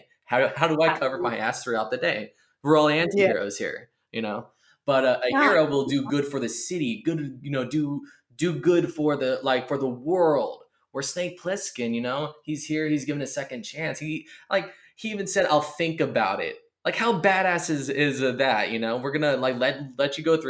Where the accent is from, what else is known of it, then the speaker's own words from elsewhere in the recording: California, United States; now in East Coast, United States; growing up in California, I mean, I had the Bay Area, I had